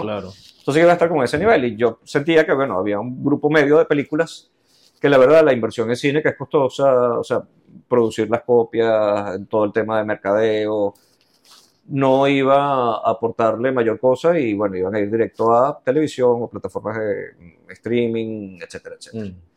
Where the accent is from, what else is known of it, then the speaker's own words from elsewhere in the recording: Los Teques, Miranda, Venezuela; Yo nací en Los Teques, todo esto fue en Los Teques